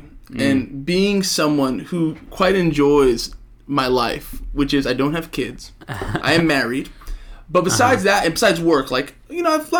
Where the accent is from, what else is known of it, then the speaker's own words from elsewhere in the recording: Brooklyn, New York, United States; born there; Brooklyn. I was born in Brooklyn. My parents were born and raised in Brooklyn.